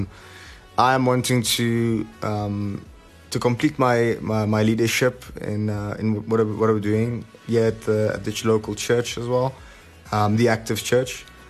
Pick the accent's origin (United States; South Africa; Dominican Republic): South Africa; Tedderfield, Gauteng; also born or lived in Germiston; I grew up in a place called Tedderfield. Actually, I still live there right now, but I was born originally in Germiston